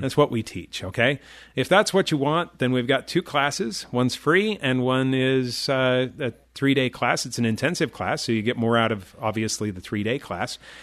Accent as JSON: {"language": "English", "town": "Chicago", "region": "Illinois", "country": "United States", "tie": "born or raised there", "said": "I grew up in the Chicago area"}